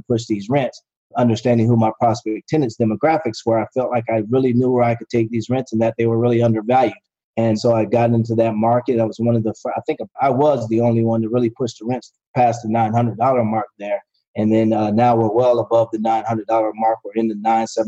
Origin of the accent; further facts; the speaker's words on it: Florida, United States; I'm from Florida, so we're big on Publix